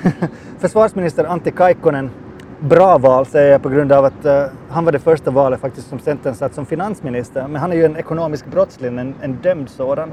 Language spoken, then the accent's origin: Swedish; Finland